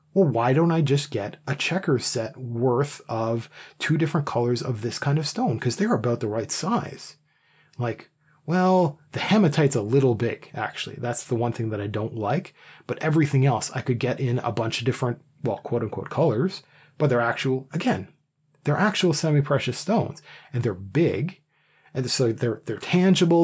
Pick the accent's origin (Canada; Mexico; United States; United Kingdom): Canada; I'm Canadian.